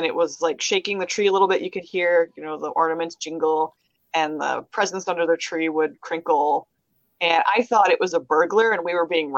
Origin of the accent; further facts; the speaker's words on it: Kalamazoo, Michigan, United States; also born or lived in Portage, Michigan; I was born in Kalamazoo. I grew up between Kalamazoo and Portage